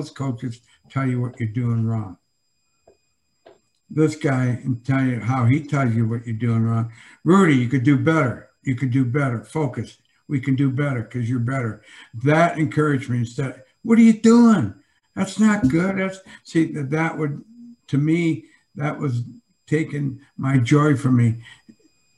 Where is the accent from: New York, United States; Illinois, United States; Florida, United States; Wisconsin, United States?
Illinois, United States; Joliet; growing up in Joliet, blue collar, Catholic